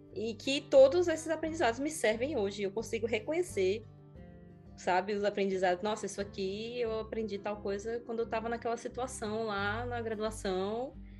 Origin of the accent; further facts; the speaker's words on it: Natal, Rio Grande do Norte, Brazil; moved away as an adult; also born or lived in France; tudo na minha casa em Natal estava mudando. Na verdade, é, literalmente, a minha mãe se mudou de Natal